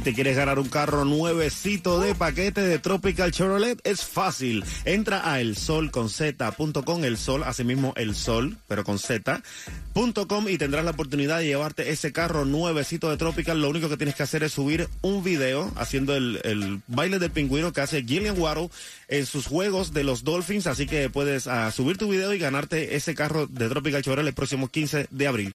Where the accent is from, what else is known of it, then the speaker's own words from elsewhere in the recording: Cuba; moved away; yo soy cubano